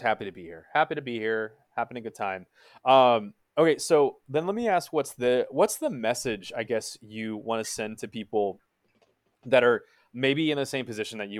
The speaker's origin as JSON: {"language": "English", "town": "Dallas", "region": "Texas", "country": "United States", "said": "I'm from Dallas, Texas"}